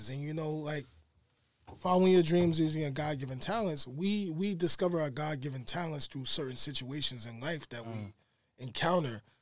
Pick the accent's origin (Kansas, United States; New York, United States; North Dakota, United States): New York, United States; Hempstead; I grew up in Hempstead.